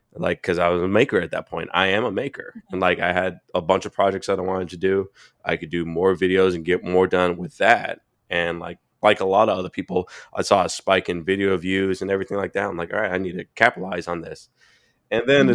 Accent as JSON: {"language": "English", "town": "Boynton Beach", "region": "Florida", "country": "United States", "also_born_or_lived": "Fort Lauderdale", "moved": "yes", "said": "I'm originally from South Florida. When I'm originally mm-hmm. from a town called Boynton Beach"}